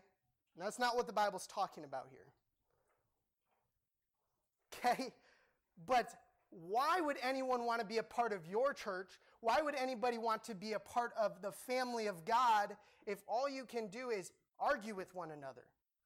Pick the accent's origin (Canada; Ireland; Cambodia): Cambodia; Okay, I grew up in Cambodia, and people, when I say football, they'd be like, football, yeah, football.